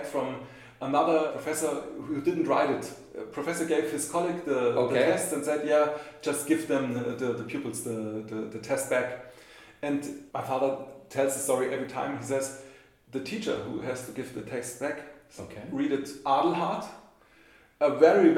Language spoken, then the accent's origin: English; Munich, Bavaria, Germany; English is a second language; I was born and grown up in Munich. Here.